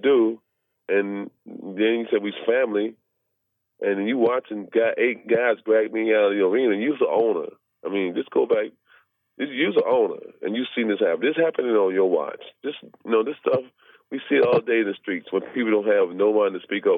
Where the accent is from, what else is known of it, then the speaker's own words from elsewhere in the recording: the South, United States; moved away; I was raised in the South for a long time.